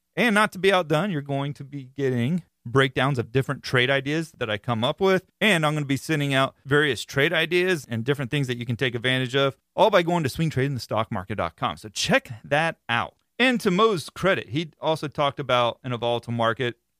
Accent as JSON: {"language": "English", "region": "Florida", "country": "United States", "said": "being that I am from Florida, I live in Florida"}